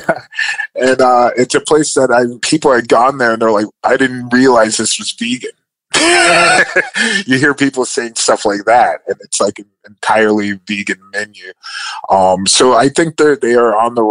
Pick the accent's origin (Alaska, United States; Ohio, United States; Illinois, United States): Ohio, United States; Cleveland; I'm coming from Cleveland.